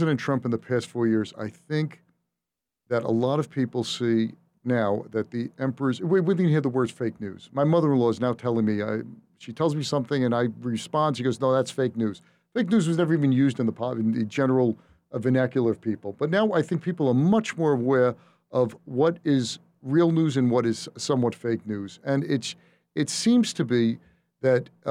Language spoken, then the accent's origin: English; New York, United States; I'm a New Yorker